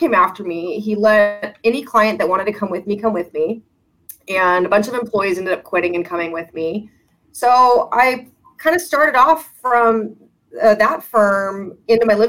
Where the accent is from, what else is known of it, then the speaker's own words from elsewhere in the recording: Las Vegas, Nevada, United States; moved away as an adult; also born or lived in Arizona; now in San Diego, United States; I grew up in Las Vegas